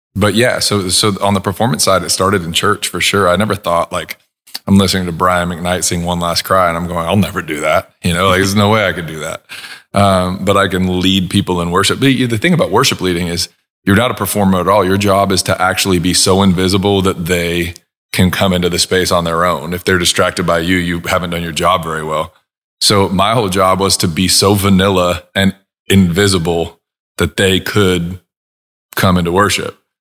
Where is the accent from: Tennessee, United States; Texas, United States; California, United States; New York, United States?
California, United States; Huntington Beach; moved away as an adult; also born or lived in Los Angeles, California; now in Nashville, United States; growing up in Southern California, I didn't move